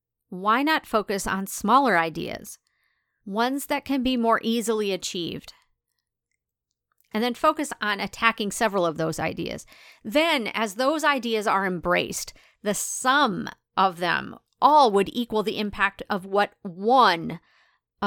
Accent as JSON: {"language": "English", "town": "De Smet", "region": "South Dakota", "country": "United States", "tie": "born or raised there", "moved": "yes", "said": "my hometown in rural South Dakota"}